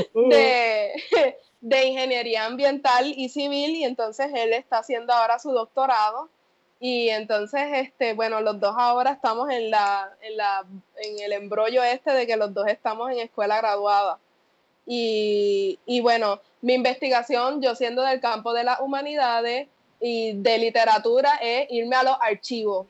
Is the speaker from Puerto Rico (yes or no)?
yes; Yauco, Puerto Rico; moved away; also born or lived in Ponce, Puerto Rico / Mayagüez, Puerto Rico; Nací en Ponce, soy de Yauco